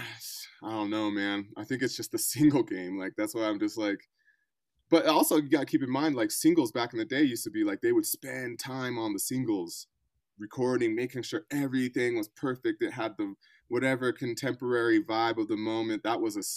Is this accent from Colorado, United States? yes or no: yes; Colorado, United States; also born or lived in Bay Area, California / New York; I'm from Colorado, though I've kind of cut my teeth in the Bay Area and New York before the whole pandemic situation